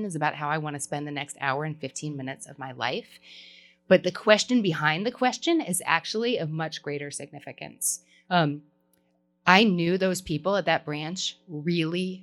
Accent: Kentucky, United States; I'm from Kentucky

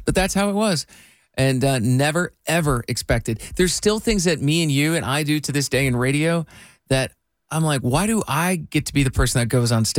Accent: Iowa, United States; I grew up in Iowa

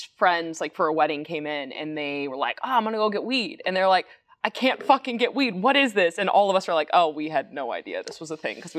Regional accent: Colorado Springs, Colorado, United States; I'm like, no, I'm from Colorado Springs.

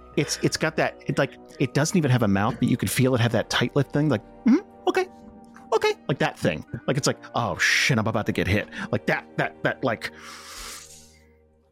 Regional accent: United States; I'm an American

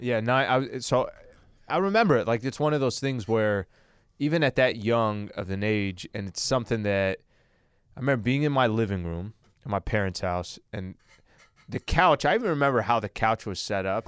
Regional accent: La Mesa, California, United States; also born or lived in El Cajon, California; I was born in La Mesa

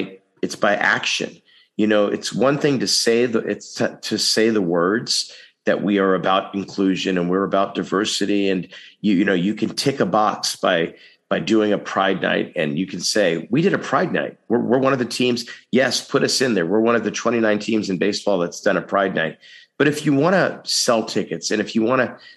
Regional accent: Texas, United States; now in Los Angeles, United States; My home state also. So, you know, I come from a state where a lot of people say, let's not upset anything

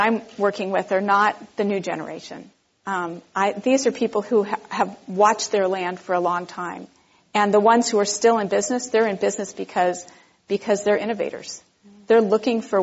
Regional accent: Southern California, United States; now in Berkeley, United States; that I grew up with in Southern California

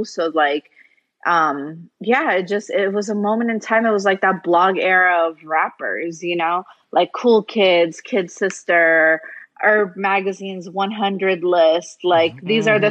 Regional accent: United States; also born or lived in Kuwait / Jordan / Nashville, Tennessee / Atlanta, Georgia; So I'd always lived between Atlanta and Nashville since 89.

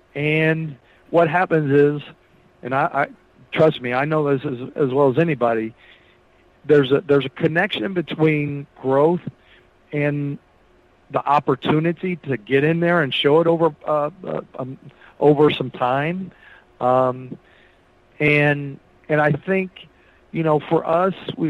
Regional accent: Noblesville, Indiana, United States; also born or lived in Lawrence, Indiana / Bloomington, Indiana; I'm from Indiana. I grew up in Lawrence and Noblesville, and I was born in Bloomington.

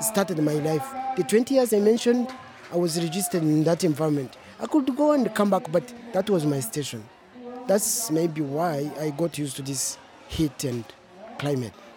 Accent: Kenya; moved away as an adult; now in Tucson, United States; I grew up kind of in Kenya, in a place that was semi desert, like here

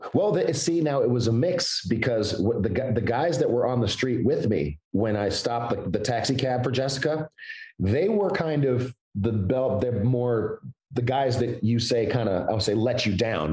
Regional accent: Chicago, Illinois, United States; also born or lived in Evanston; i was born in Evanston, but I was raised on the south side of Chicago

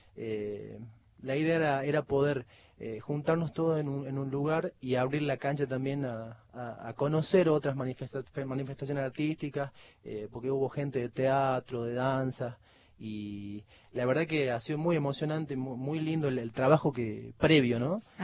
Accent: El Carmen, Jujuy, Argentina; yo soy del Carmen, tierra donde nació Jorge Cafrune, Bruno Arias y bueno, muchos cantores

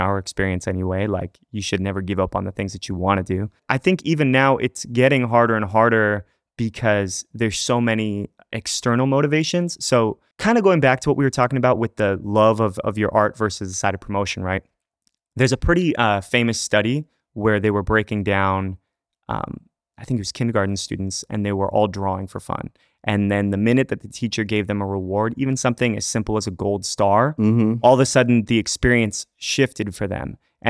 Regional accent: Fullerton, California, United States; born or raised there

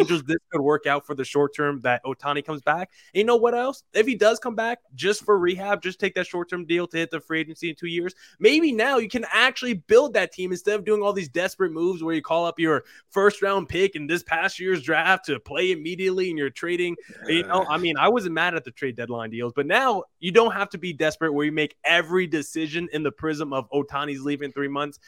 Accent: New Jersey, United States; I'm a guy born and raised in New Jersey

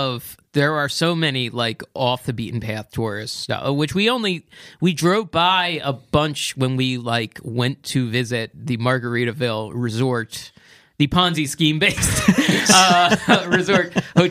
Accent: outside of Philadelphia, southeast Pennsylvania, United States; also born or lived in New Jersey; now in Los Angeles, United States; I grew up in Pennsylvania, southeast Pennsylvania

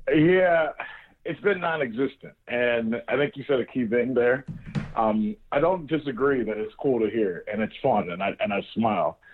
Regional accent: Northeast Ohio, United States; growing up in Northeast Ohio

